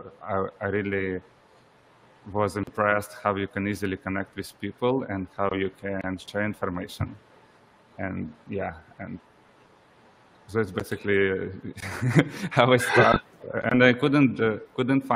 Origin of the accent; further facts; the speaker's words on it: Ukraine; I'm originally from Ukraine